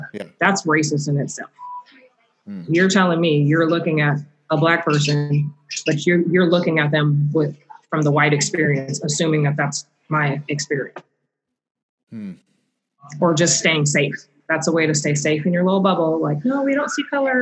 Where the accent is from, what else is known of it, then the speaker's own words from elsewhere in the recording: North Bend, United States; I was in North Bend, I think I was in middle school